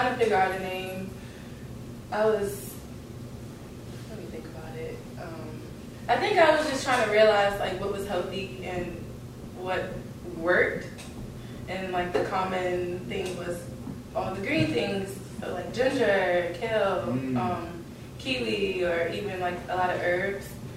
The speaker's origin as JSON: {"language": "English", "town": "Washington", "region": "District of Columbia", "country": "United States", "tie": "born or raised there", "also_born_or_lived": "Florida", "said": "Yes, I grew up in Northeast, but I was all over the city growing up, Southside, Uptown, you know, family everywhere."}